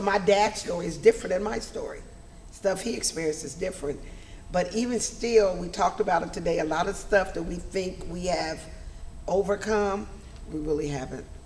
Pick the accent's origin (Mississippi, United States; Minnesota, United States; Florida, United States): Mississippi, United States; Magnolia/McComb; also born or lived in Los Angeles / Wisconsin; now in Fort Wayne, United States; I was born and raised in the South